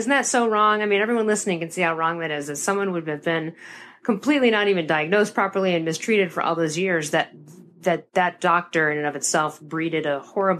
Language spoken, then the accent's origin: English; Chicago, Illinois, United States; we're from Chicago. We're going to have to order that Pacino's in and do that at some point.